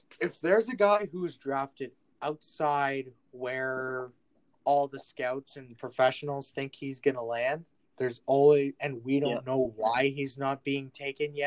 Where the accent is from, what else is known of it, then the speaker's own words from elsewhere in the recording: Canada; I'm Canadian